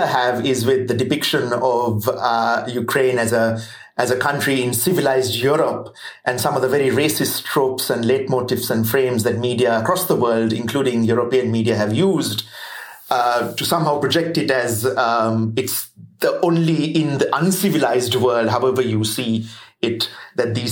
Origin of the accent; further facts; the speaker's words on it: Sri Lanka; moved away as an adult; now in New Zealand; I'm not Kiwi. I'm Sri Lankan.